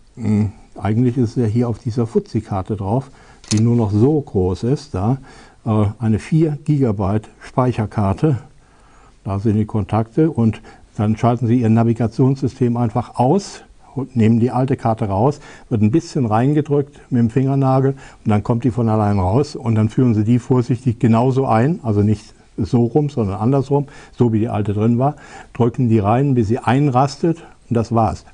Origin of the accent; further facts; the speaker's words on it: Germany; bei uns in Deutschland